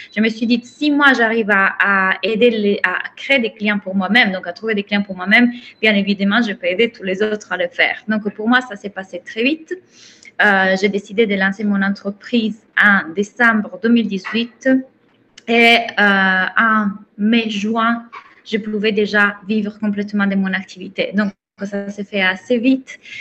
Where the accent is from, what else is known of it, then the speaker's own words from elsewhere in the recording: Italy; accent: Italian; French is a second language; moved away; j'ai un accent, donc je suis italienne